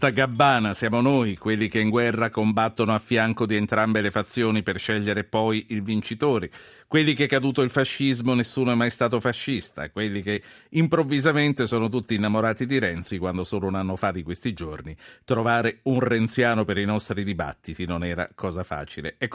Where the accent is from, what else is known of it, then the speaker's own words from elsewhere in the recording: Italy; Direttore, scoprire che noi italiani siamo dei Voltagabbana non è poi quella grande scoperta alla fine